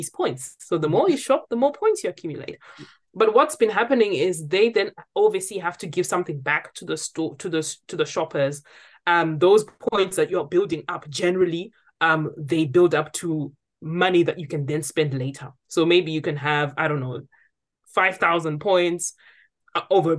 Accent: Zimbabwe; now in United Kingdom; I'm from Zimbabwe.

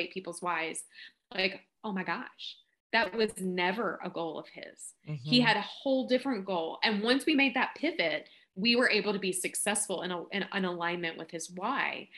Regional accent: Kentucky, United States; accent: Southern drawl; I'm from Kentucky. I'm not sure if you picked up on the accent

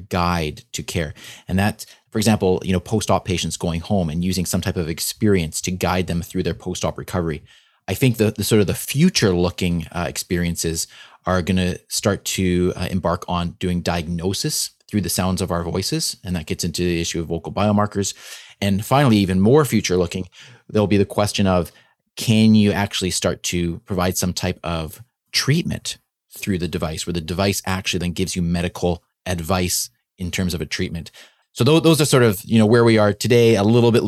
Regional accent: Canada; being a Canadian physician

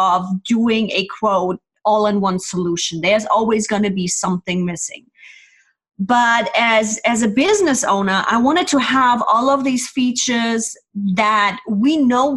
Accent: Germany; moved away as an adult; now in California, United States; originally born and raised in Germany, then immigrated to the States, and I'm now living in the sunny California

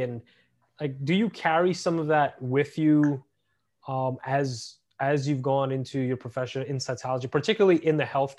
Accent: New York City, New York, United States; You and I grew up in East New York, Brooklyn.

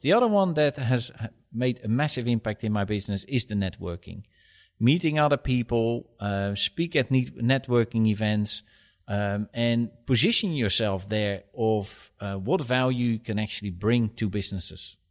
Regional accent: Netherlands; moved away as an adult; now in United Kingdom; I am originally from Holland, and I moved here in two thousand eight to head up the U K division for a Swedish company.

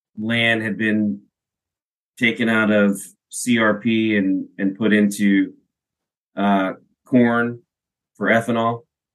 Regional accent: Pennsylvania, United States; Pennsylvania, it's my home state.

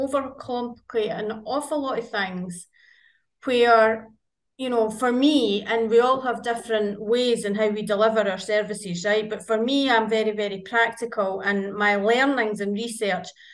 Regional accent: Scotland, United Kingdom; I am very much Scottish

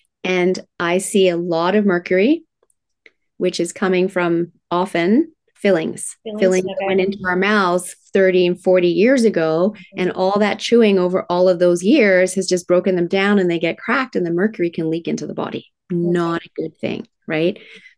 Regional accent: Tokyo, Japan; I was raised in Tokyo, Japan in the 1970s, manufacturing plants spewing out toxins. Yes, it was very cool being raised in Japan.

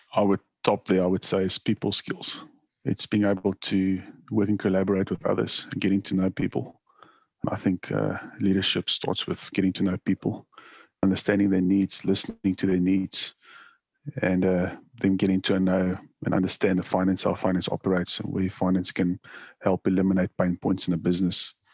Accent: South Africa; moved away as an adult; now in Australia; when I immigrated to Australia, I'm originally from South Africa

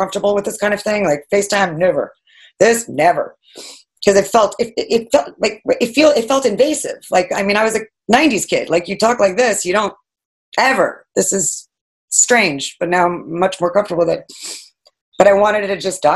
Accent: Fire Island, New York, United States; now in New York City, United States; I grew up in Fire Island here

